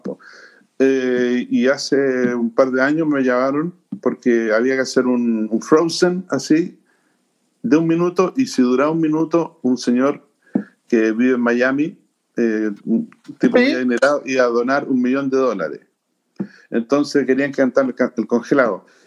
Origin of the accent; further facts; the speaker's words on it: Chile; soy chileno